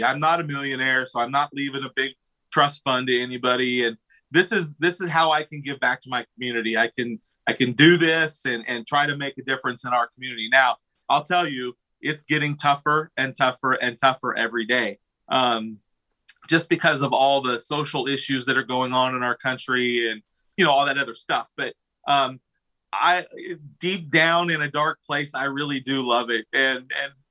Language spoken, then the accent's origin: English; Pella, Iowa, United States; I've been born and raised in Pella, Iowa, lived here my whole life.